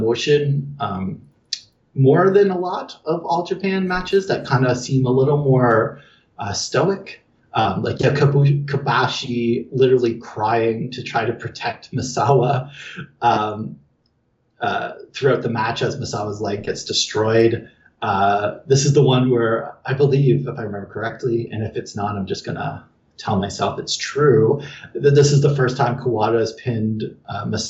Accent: Canada; I'm Canadian

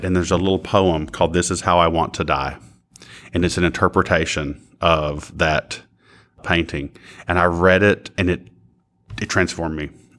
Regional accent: Kentucky, United States; I'm from Floyd County, Kentucky, so eastern Cofields of the state.

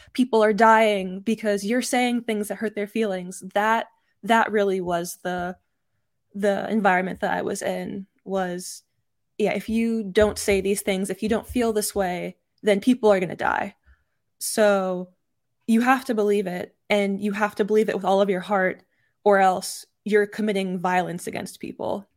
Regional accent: Texas, United States; I was raised in Texas

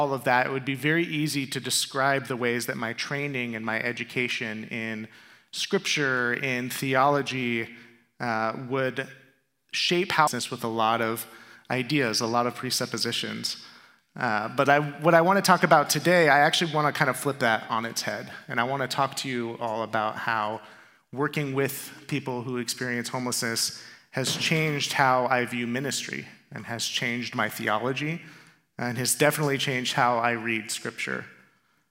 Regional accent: Tempe, Arizona, United States; also born or lived in Chandler, Arizona; this is my hometown. I was born in Chandler, raised in Tempe

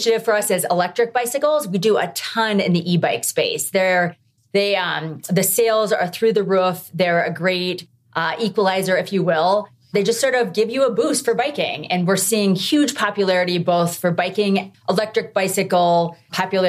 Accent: Midwest, United States; now in Colorado, United States; I grew up in the Midwest. And when I moved to Colorado

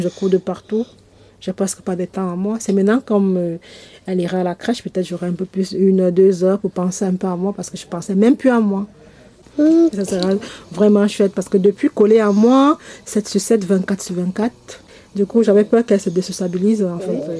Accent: Cameroon; moved away as an adult; now in France; Je viens du Cameroun. Ça va faire bientôt un an que je suis là

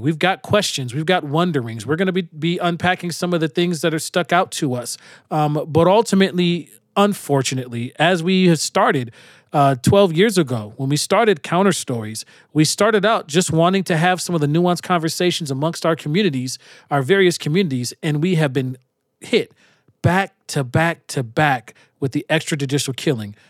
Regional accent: Minnesota, United States; I was from Minnesota

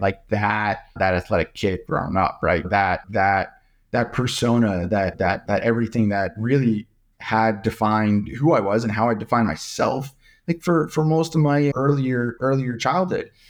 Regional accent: New York, United States; now in Menlo Park, United States; I was born and raised in New York.

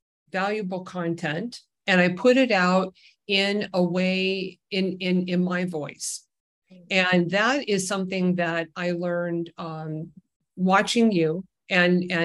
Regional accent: Huntington Beach, California, United States; now in Kauai, United States; I grew up in Orange County, California, in Huntington Beach

